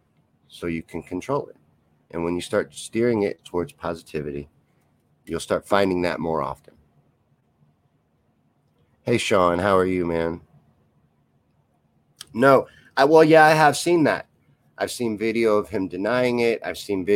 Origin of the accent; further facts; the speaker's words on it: Kentucky, United States; now in Missouri, United States; I'm from Kentucky. Well, I grew up there. I was born in Missouri, grew up in Kentucky, back to Missouri